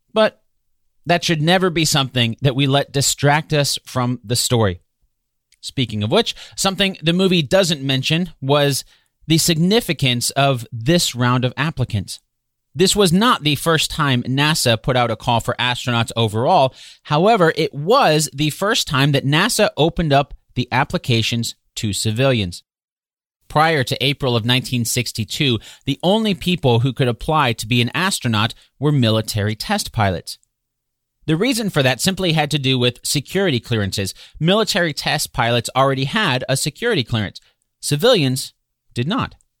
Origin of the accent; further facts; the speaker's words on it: near Cedar Point Amusement Park, Ohio, United States; I grew up near Cedar Point Amusement Park in Ohio